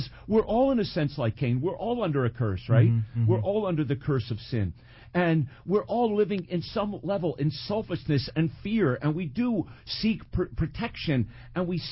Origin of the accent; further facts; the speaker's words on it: Cresskill, New Jersey, United States; moved away as an adult; now in New York City, United States; I grew up right outside of New York City in a suburb in Bergen County, Creskill, New Jersey